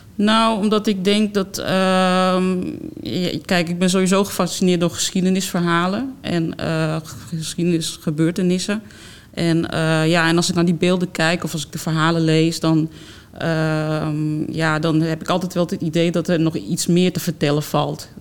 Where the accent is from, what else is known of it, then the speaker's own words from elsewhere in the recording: Amsterdam, North Holland, Netherlands; ik ben geboren toch Amsterdammer eigenlijk. En, eh, en dan groei je als kind al op met, uh, met musea bezoeken